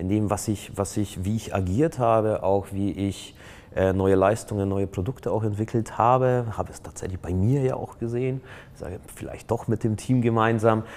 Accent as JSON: {"language": "German", "country": "Poland", "moved": "yes", "lives_now": "Germany", "said": "ich komme ja ursprünglich aus Polen"}